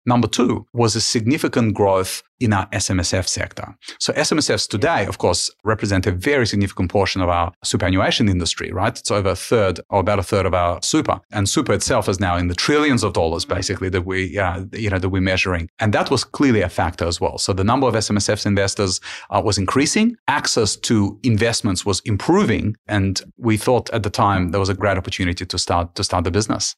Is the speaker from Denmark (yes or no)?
no; Ukraine; now in Australia; I was born, I was born in Ukraine during the times of Soviet Union